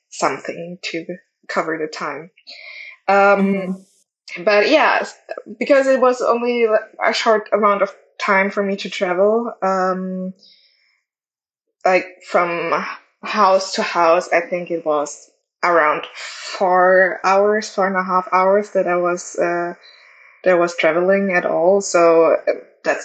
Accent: Germany; I'm in Europe and I'm from Germany

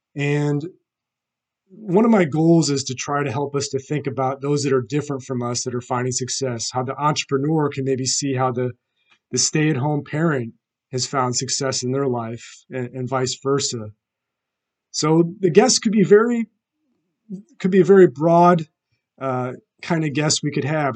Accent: St. Louis, Missouri, United States; I'm from St. Louis, Missouri

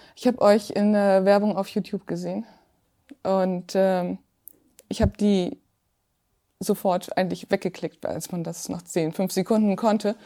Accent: Zeven, Lower Saxony, Germany; ich komme aus Zeven, das liegt genau zwischen Hamburg

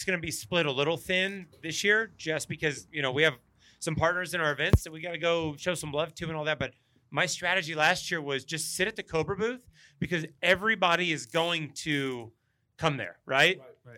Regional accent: Indiana, United States; I'm from Indiana.

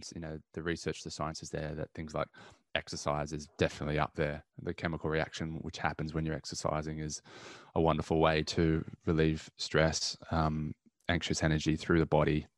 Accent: Newcastle, New South Wales, Australia; Going for a surf. Growing up in Newcastle. It's one of the key things that you pretty much do when you're around there. So I grew up surfing, so I love that.

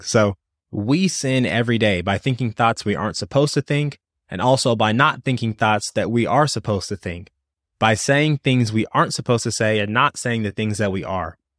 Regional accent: Louisville, Kentucky, United States; I'm actually from Louisville

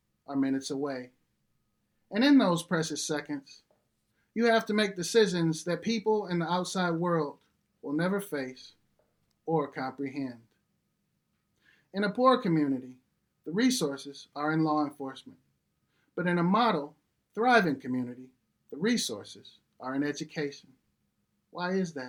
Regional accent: Detroit, Michigan, United States; I grew up in Detroit on the west side off of a street called Puritan and Pilgrim

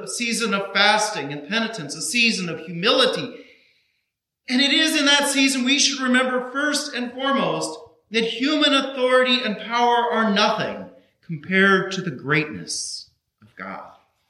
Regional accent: Kansas, United States; now in Burlington, United States; I grew up in Kansas

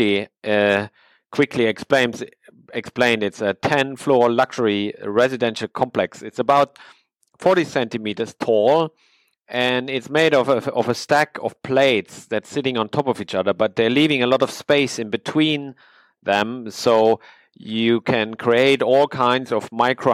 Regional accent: Sweden; I'm from Sweden.

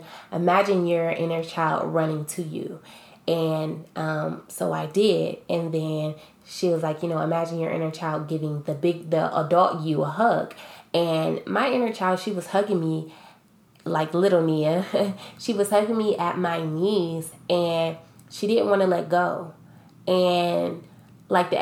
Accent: Akron, Ohio, United States; I grew up in Akron, Ohio

